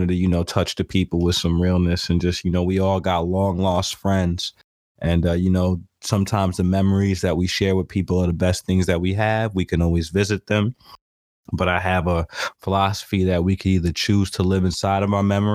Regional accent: Hudson Valley, outside New York City, United States; I grew up outside of New York City in the Hudson Valley

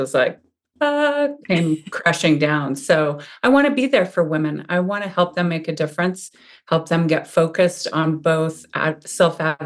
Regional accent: Montana, United States; now in Ligonier, United States; I was born and raised in Montana.

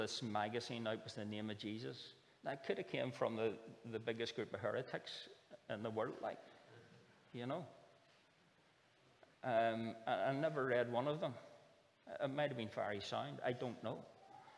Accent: Northern Ireland, United Kingdom

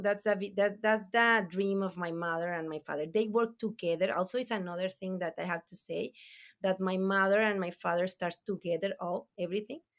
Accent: Durango, Mexico; English is a second language; also born or lived in Nombre de Dios, Durango; we born here in Durango, no? So, eh, we are from Durango

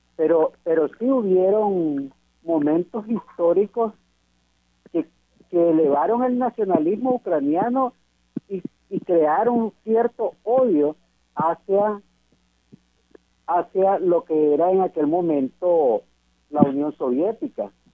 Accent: Nicaragua; ya en mi país estudié la carrera de derecho y también la ejerzo la licenciatura en derecho como abogado y notario público de Nicaragua.

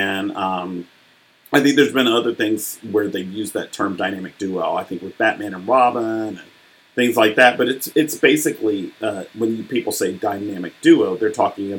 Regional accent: United States; I'm speaking as an American

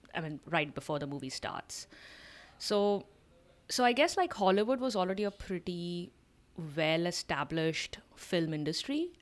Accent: India; as an Indian

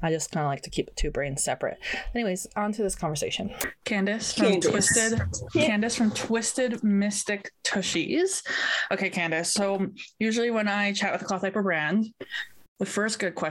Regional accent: Canada; as a Canadian, we don't get a lot of summer

